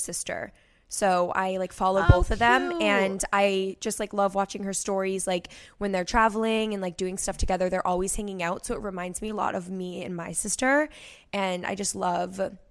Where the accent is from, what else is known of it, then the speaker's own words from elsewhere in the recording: Cape Cod, Massachusetts, United States; also born or lived in Boston, Massachusetts; I grew up on Cape Cod, which is like a huge vacation spot in Massachusetts